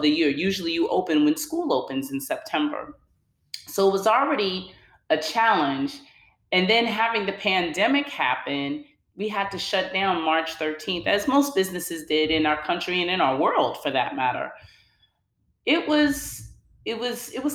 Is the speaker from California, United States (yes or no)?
yes; Oakland, California, United States; now in New Jersey, United States; I'm originally from the Bay Area, from Oakland, Oaktown